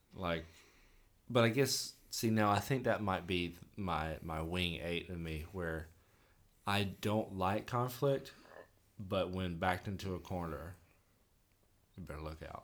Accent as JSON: {"language": "English", "town": "Vidalia", "region": "Georgia", "country": "United States", "tie": "born or raised there", "said": "growing up in Vidalia"}